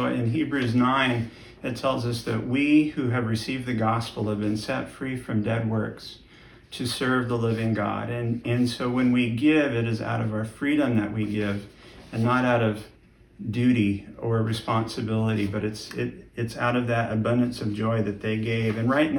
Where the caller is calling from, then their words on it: Marshalltown, Iowa, United States